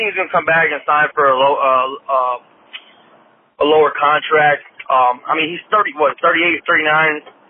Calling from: Arizona, United States; I'm from Arizona.

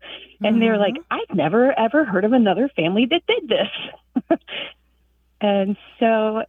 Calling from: Tallahassee, Florida, United States; I'm calling from Tallahassee, Florida.

